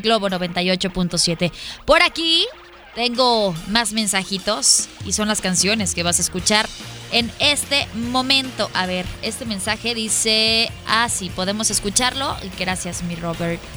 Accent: Hidrocálido, Aguascalientes, Mexico; now in Guadalajara, Mexico; el corazón de Hidrocálidos

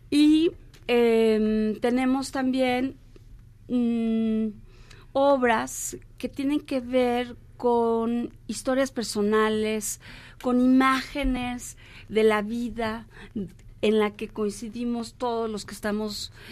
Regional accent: Mexico; vamos a presentarla el primero de noviembre por por nuestra celebración como mexicanos del eh, Día de Muertos

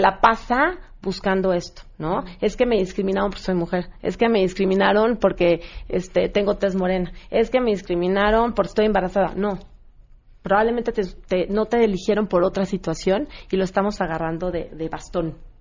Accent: Mexico; los que más nos discriminamos somos nosotros, los mexicanos o los latinos.

